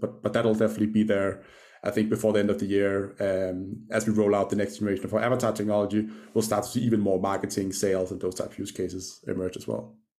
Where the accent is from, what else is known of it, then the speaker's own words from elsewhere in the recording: Copenhagen, Capital Region of Denmark, Denmark; I grew up in Denmark, uh, in Copenhagen. That That's where the accent's from.